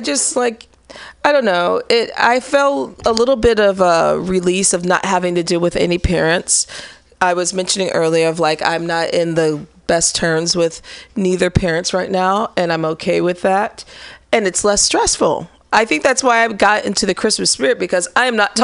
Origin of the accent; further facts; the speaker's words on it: Midwest, United States; now in San Francisco, United States; growing up in the Midwest